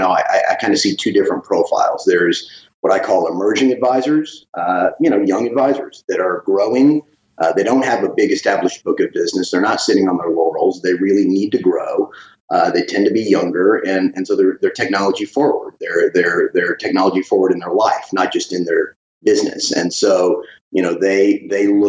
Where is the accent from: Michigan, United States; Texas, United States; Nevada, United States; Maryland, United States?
Texas, United States; Dallas; Dallas and Texas have always been home